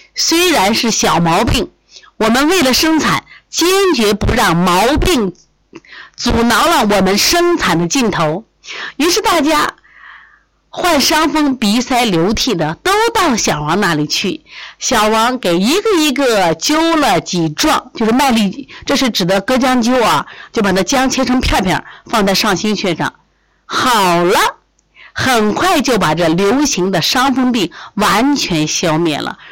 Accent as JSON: {"language": "Chinese", "region": "Shandong", "country": "China", "said": "我是山东人， 山东人，东北人都是爱吃大葱"}